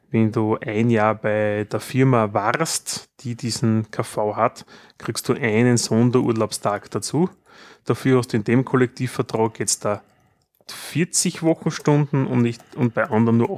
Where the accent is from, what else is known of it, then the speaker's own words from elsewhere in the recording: Austria; auch, wenn wir als Österreicher woanders sind.